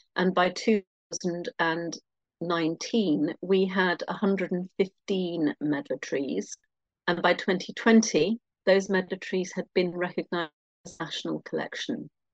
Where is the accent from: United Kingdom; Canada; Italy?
United Kingdom; London; moved away as an adult; now in Norfolk, United Kingdom; I'm a Londoner who has internally immigrated to uh, a county, which is what we call them here, called Norfolk